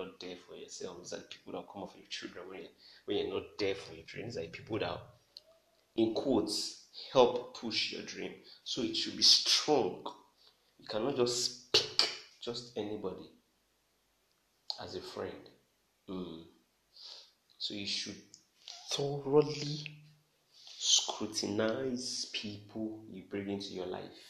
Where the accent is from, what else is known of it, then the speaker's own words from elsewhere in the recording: Nigeria; I'm a Nigerian